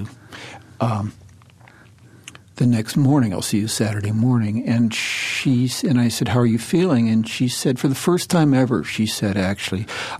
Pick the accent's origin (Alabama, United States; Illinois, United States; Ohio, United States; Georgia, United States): Ohio, United States; Cleveland; I was raised in Cleveland